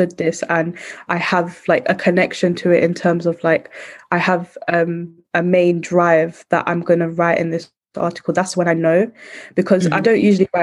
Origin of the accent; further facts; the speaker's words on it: London, United Kingdom; I'm from East London